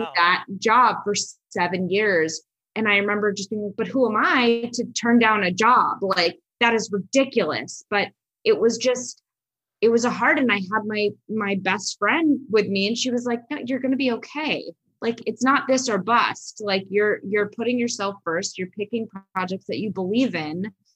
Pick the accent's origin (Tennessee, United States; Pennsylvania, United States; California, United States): California, United States; Los Angeles; I'm from Los Angeles, so everyone lives in LA still